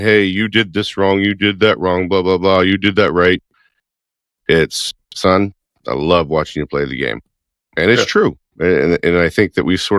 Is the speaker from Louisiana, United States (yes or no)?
yes; Baton Rouge, Louisiana, United States; moved away as an adult; growing up in Baton Rouge. I mean, we haven't lived in Louisiana for a long, long time